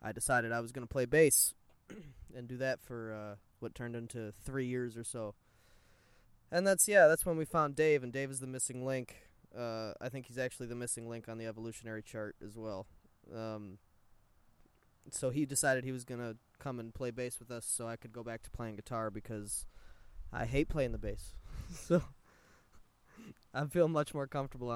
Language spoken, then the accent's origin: English; United States; I was born in America